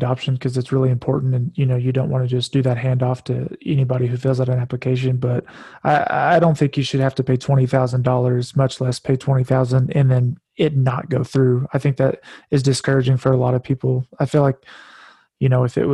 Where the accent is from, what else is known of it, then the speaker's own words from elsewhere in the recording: Oklahoma, United States; I'm from a small town in Oklahoma